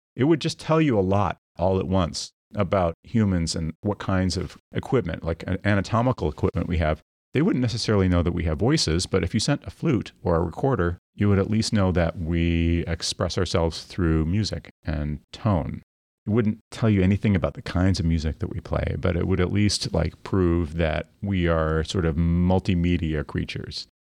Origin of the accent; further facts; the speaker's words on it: Midwest, United States; I grew up in the Midwest